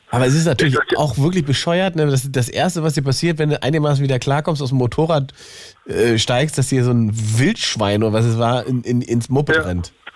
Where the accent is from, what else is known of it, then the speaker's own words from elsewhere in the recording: Berlin, Germany; Berliner Jungs sind ja ein bisschen verwöhnt